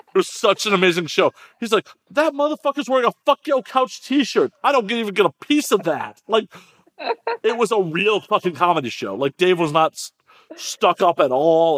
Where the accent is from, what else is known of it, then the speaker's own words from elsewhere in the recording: Midwest, United States; now in Los Angeles, United States; I grew up in the Midwest